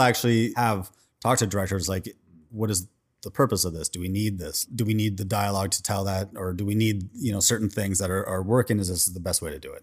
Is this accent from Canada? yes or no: yes; Vancouver, British Columbia, Canada; now in Los Angeles, United States; I'm originally from Vancouver, Canada